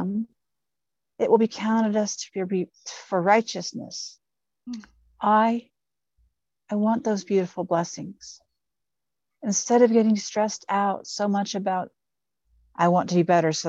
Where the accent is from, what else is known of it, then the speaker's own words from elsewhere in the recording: Ohio, United States; I'm from Ohio